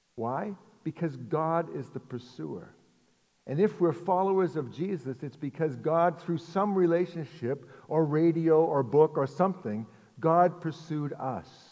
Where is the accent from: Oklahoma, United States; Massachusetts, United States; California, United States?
Massachusetts, United States; Arlington; also born or lived in Lexington, Massachusetts; I grew up in Arlington, and I live now in Lexington, and I've never lived outside of Massachusetts